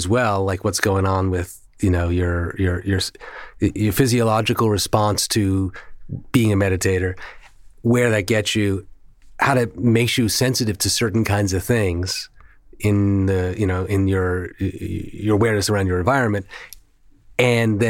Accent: New York, United States; accent: New York; the New York in me

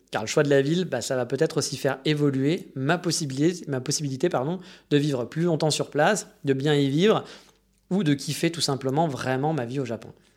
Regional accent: Paris, Île-de-France, France; now in Japan; En tant que Parisien, bon Parisien que je suis

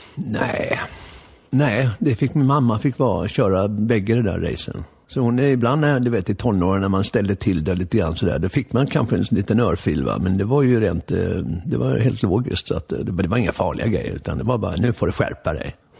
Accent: Stockholm, Stockholm County, Sweden; also born or lived in Lidingö; jag föddes ju här på eh, Vallalavägen, Stockholms privata förlossningshem.

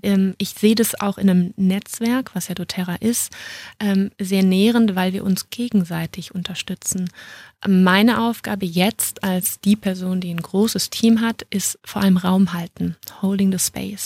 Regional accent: Düsseldorf, North Rhine-Westphalia, Germany; moved away as an adult; now in Munich, Germany; Ich bin eigentlich eine Rheinländerin und ähm, bin dann aus Düsseldorf nach München gezogen

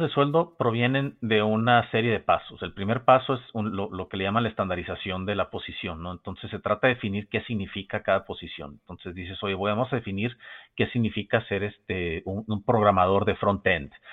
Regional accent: Mexico; como mexicano

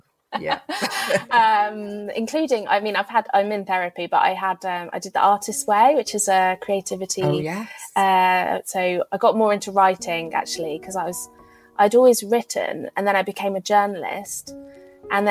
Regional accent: United Kingdom; also born or lived in London / Berlin; being a Brit in Germany

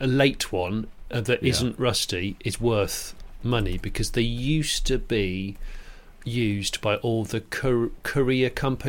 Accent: United Kingdom; Which doesn't make any sense as a British person, let alone as a foreign person.

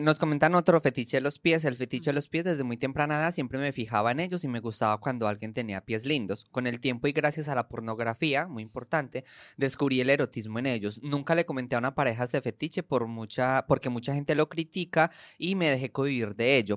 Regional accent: Colombia; en Colombia, por ejemplo, nosotros

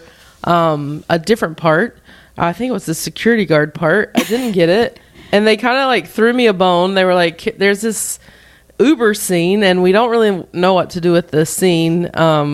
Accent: Belmont, North Carolina, United States; moved away; also born or lived in Raleigh, North Carolina; I grew up in North Carolina. I'm from Belmont, which is right outside of Charlotte

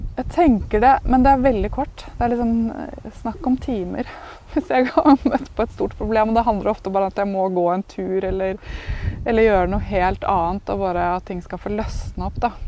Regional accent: Askim, Østfold, Norway; moved away; also born or lived in Oslo; jeg er født og oppvokst i Askim eller Østfold

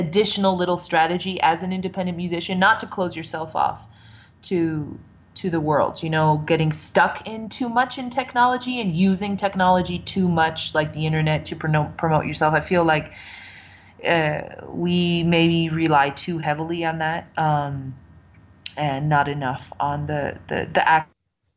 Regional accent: San Francisco Bay Area, California, United States; I'm in my hometown, you know, and I'm riding the BART

